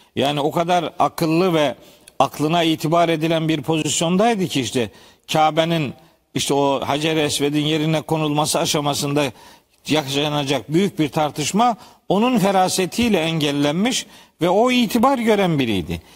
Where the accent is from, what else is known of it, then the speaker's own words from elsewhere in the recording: Trabzon, Turkey; bizim Trabzonluların bir fıkrası var